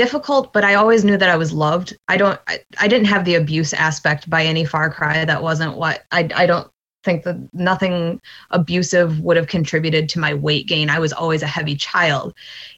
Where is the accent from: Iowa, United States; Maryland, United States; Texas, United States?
Iowa, United States; Dubuque; moved away as an adult; also born or lived in Platteville, Wisconsin; now in Wisconsin, United States; I was born in Dubuque, Iowa, which is just across the border, Mississippi River town. I lived there my entire life until I went to college in Platteville, Wisconsin